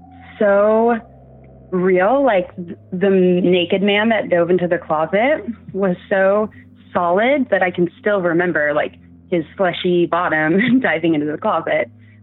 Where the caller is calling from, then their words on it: Seattle, Washington, United States; And I'm from Seattle, Washington.